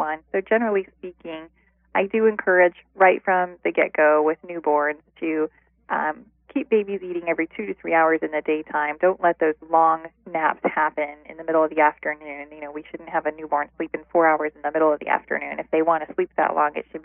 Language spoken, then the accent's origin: English; Ohio, United States; moved away; also born or lived in Midwest; I'm originally from Ohio, and I've been living in different areas of the country, mostly in the Midwest